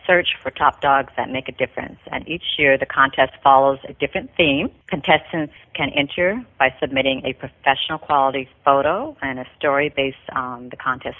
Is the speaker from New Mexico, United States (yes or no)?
no; Minneapolis, Minnesota, United States; moved away as an adult; also born or lived in New York City; now in Boca Raton, United States; I was introduced to the fashion industry as a teen model in my hometown of Minneapolis